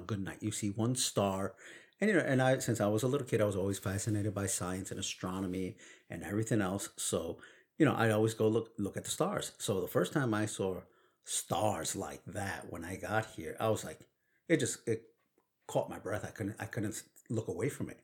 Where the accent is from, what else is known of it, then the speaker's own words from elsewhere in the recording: New York City, New York, United States; accent: Brooklyn; first language Spanish; English is a second language; growing up in Brooklyn